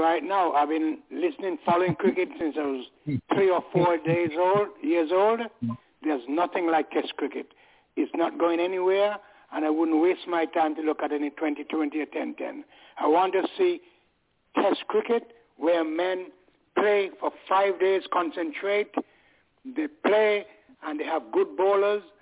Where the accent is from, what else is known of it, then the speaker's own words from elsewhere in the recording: England, United Kingdom; I'm British. I'm English